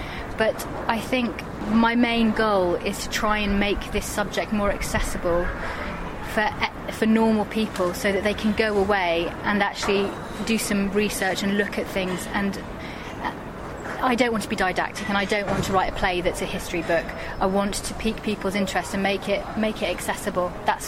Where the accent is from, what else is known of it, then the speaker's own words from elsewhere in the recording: Dubai, United Arab Emirates; because I am mixed race, because I'm Palestinian Irish, and but I did grow up in Dubai, and so I was around Arabic culture a lot